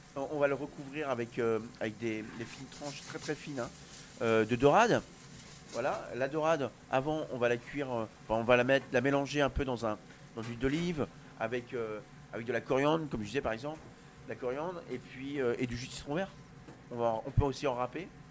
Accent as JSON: {"language": "French", "region": "Brittany", "country": "France", "said": "Je suis breton"}